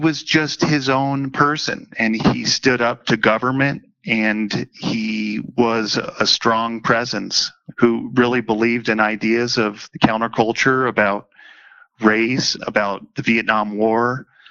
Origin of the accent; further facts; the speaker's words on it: Boulder, Colorado, United States; also born or lived in England; I grew up here in Boulder.